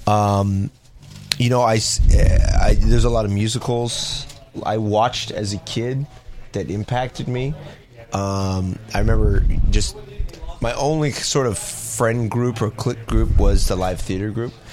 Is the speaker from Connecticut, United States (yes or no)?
no; Los Angeles, California, United States; also born or lived in San Diego; I grew up in Los Angeles